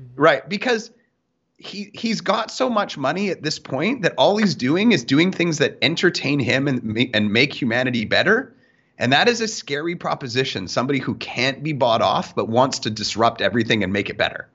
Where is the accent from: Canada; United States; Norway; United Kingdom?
Canada; I'm Canadian